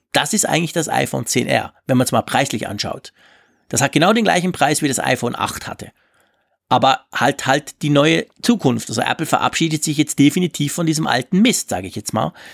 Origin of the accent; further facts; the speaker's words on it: Switzerland; bei uns in der Schweiz